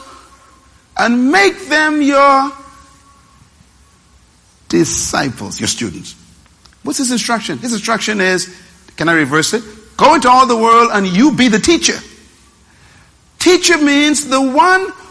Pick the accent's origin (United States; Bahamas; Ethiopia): Bahamas; Nassau, New Providence; I was born in Bain Town, sleeping on the floor